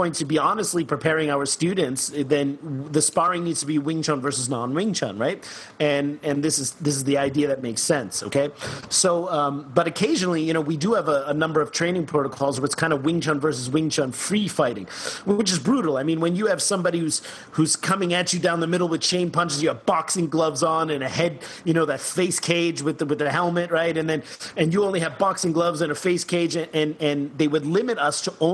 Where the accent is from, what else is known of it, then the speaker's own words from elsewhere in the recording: New Jersey, United States; also born or lived in Germany; I'm half German, I'm half Cuban, but I grew up in Jersey